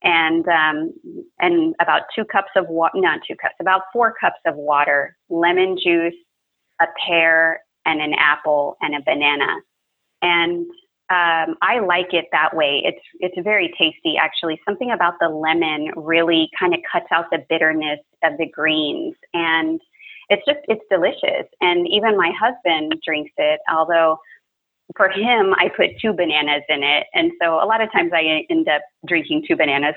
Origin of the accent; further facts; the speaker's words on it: South Texas, United States; growing up in South Texas, you know, I eat breakfast tacos all the time